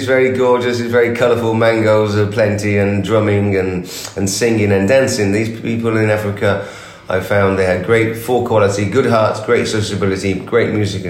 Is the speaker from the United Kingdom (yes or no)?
yes; England, United Kingdom; also born or lived in India; I'm Indian in English, and I have fundamental groundings in England